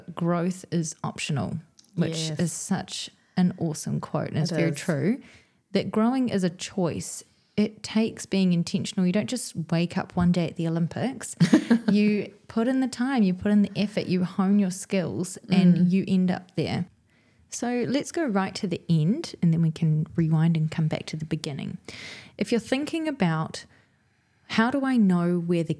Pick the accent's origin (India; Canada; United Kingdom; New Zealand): New Zealand; two Kiwi girls who trained in ECE